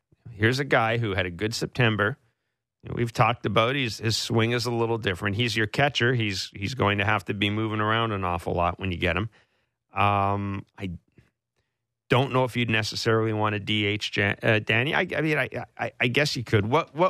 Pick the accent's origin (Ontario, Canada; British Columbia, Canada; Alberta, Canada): Ontario, Canada; Kingston; born there; Kingston, Ontario. My hometown. It's where I was born. I didn't live there much. But my hometown.